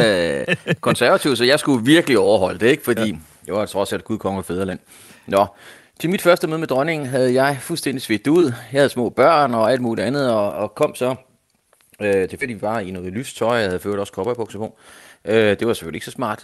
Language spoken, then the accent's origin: Danish; Denmark